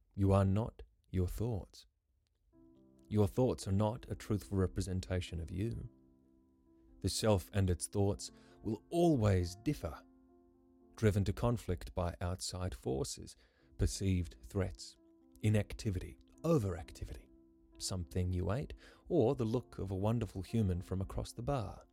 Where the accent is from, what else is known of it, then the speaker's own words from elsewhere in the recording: Karratha, Western Australia, Australia; I grew up in Karratha, which is tropical cyclone territory.